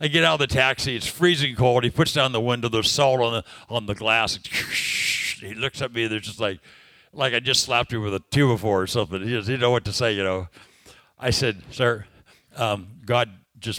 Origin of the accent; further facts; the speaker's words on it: California, United States; I'm from California